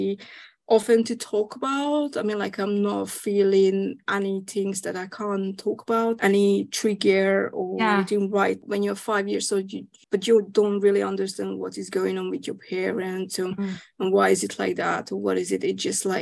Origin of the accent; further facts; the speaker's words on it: Hungary; moved away as an adult; now in United Kingdom; I'm actually originally from Hungary